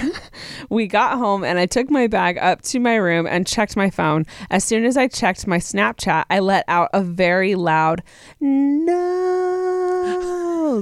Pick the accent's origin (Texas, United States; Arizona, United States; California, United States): Texas, United States; I am from Texas